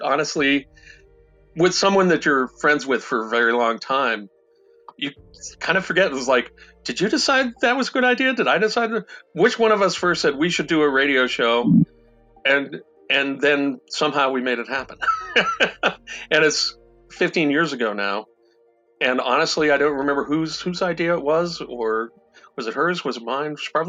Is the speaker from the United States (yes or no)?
yes; East Coast, United States; moved away as an adult; now in Wisconsin, United States; in 1980, I came to Wisconsin from the East Coast to work on Dungeons and Dragons.